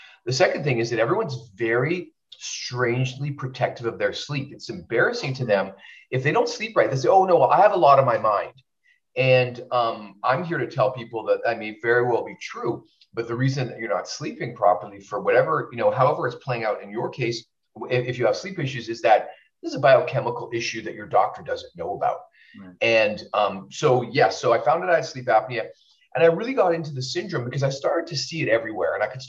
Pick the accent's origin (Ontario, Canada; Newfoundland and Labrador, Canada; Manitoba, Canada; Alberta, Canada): Manitoba, Canada; Winnipeg; now in California, United States; I I'm Canadian, so sometimes I miss Canada.